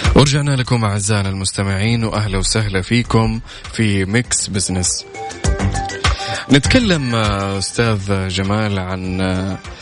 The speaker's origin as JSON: {"language": "Arabic", "country": "Saudi Arabia", "said": "عندنا في المملكه هنا"}